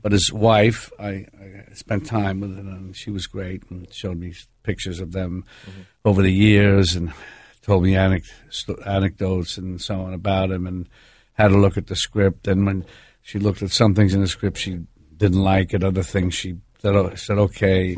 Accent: New York City, New York, United States; I'm from where I'm from, I'm from New York

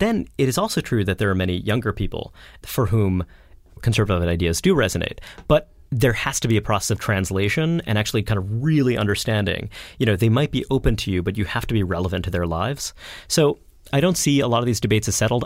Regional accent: Brooklyn, New York, United States; grew up in Brooklyn

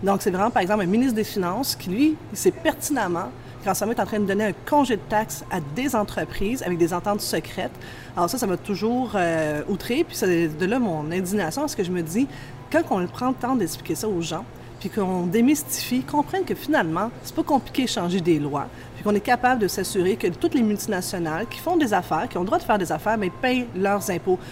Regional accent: Montreal, Quebec, Canada; j'ai grandi dans l'Est de Montréal

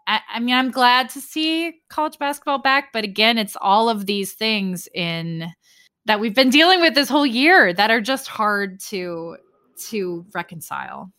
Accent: Sioux Falls, South Dakota, United States; Sioux Falls, South Dakota, my hometown

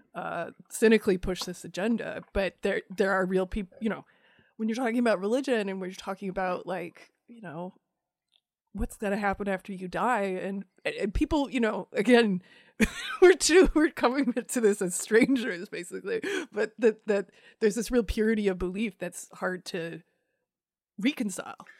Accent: Iowa, United States; I grew up in Iowa

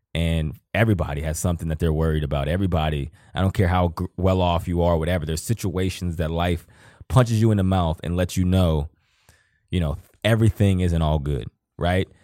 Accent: Johnstown, Pennsylvania, United States; moved away; I'm from Johnstown, Pennsylvania.

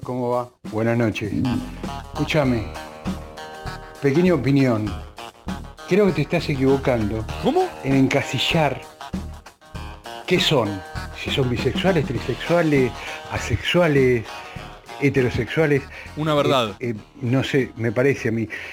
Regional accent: Bahía Blanca, Buenos Aires Province, Argentina; soy bonaerense, específicamente de Bahía Blanca.

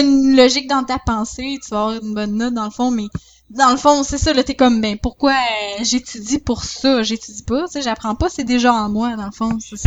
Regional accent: Saint-Georges, Quebec, Canada; je viens de Saint-Georges

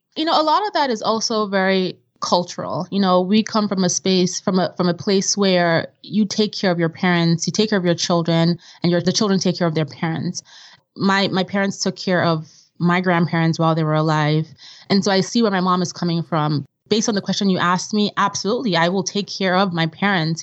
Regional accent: Vienna, Austria; also born or lived in Nigeria; now in United States; growing up in Vienna and in Nigeria

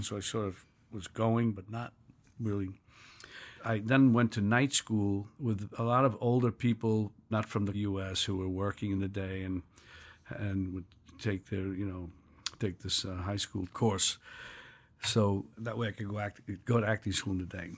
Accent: New York City, New York, United States; I was born in New York City in nineteen forty-three in a village

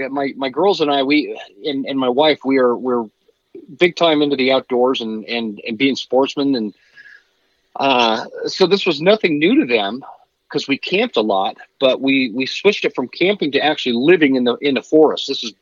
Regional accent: Utah, United States; I grew up in Utah, and spent a lot of time in Utah, Idaho, and Wyoming

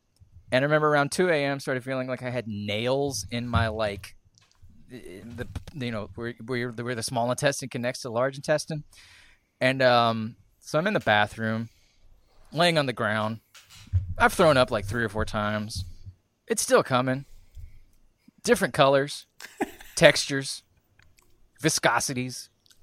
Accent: Scotland, United Kingdom; I'm Scottish

